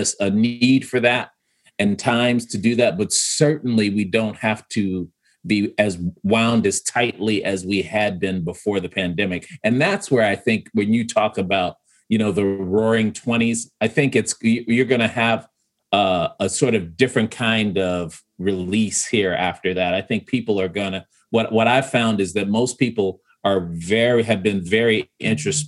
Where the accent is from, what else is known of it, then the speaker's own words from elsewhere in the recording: Chicago, Illinois, United States; moved away as an adult; now in Milwaukee, United States; I grew up, you know, we lived in Woodlawn for, you know, almost 3 years, the first 3 years of my life. Then we moved to South Shore